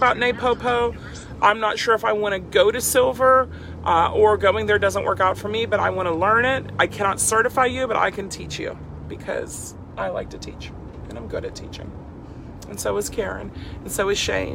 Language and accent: English; Freeport, Pennsylvania, United States; I grew up outside Pittsburgh in this little dinky town, Freeport